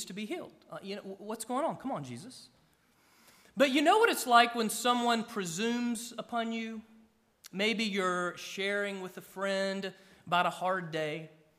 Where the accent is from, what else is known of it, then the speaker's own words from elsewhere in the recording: Gainesville, Georgia, United States; I grew up about an hour northeast of Atlanta, small city, Gainesville, Georgia. It would be like referring to me from my hometown. … from Gainesville.